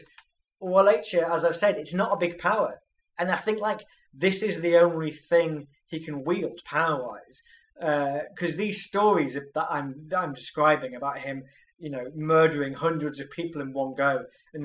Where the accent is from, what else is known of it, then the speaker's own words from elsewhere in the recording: United Kingdom; I'm British